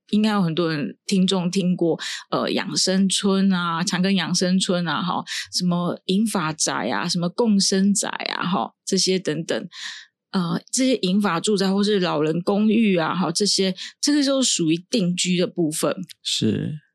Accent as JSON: {"language": "Chinese", "country": "Taiwan", "said": "依照我们台湾这边的长照"}